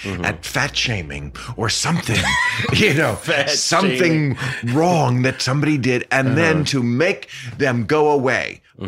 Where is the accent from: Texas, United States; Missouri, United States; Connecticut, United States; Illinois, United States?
Connecticut, United States; No, I'm from Connecticut where they make it.